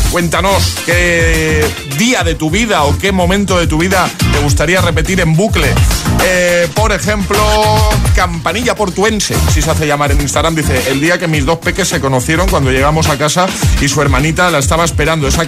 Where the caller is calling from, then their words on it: Valencia, Valencian Community, Spain; Buenos días, eh … de Valencia